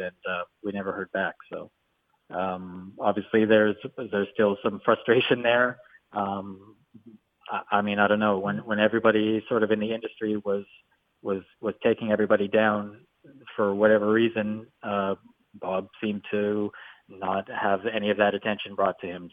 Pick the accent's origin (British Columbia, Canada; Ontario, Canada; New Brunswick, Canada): British Columbia, Canada; Vancouver; I'm from Vancouver